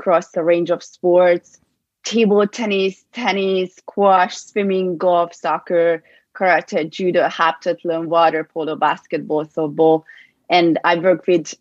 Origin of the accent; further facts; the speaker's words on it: Budapest, Hungary; moved away as an adult; So I'm from Budapest, from Hungary, and I grew up there